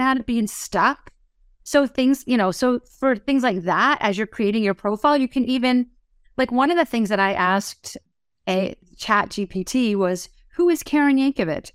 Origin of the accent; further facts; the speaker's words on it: New Jersey, United States; I'm from New Jersey.